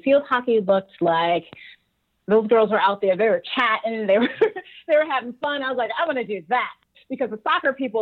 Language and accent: English; New York City, New York, United States; moved away; I'm from Brooklyn